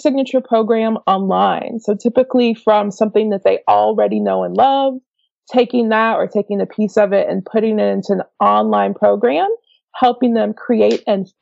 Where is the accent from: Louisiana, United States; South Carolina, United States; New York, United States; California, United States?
Louisiana, United States; Slidell; moved away as an adult; now in Los Angeles, United States; So I am originally from Slidell, Louisiana, which is just outside of New Orleans